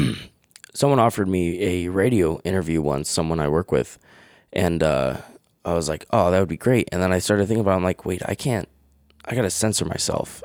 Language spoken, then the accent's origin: English; Webster, New York, United States; also born or lived in Fairport, New York; I was born in Fairport, and then in third grade, I moved Webster, and I've lived in Webster my whole life